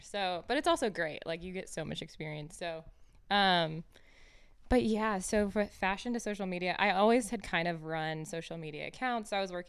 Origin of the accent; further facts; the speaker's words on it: Iowa, United States; now in Tulsa, United States; I grew up in Iowa from the cornfields and then went to school here in Tulsa.